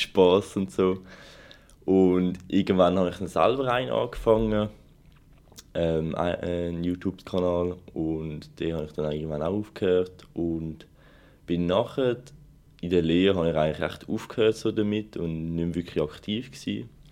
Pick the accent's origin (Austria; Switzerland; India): Switzerland; Zurich; ich komme natürlich auch aus Zürich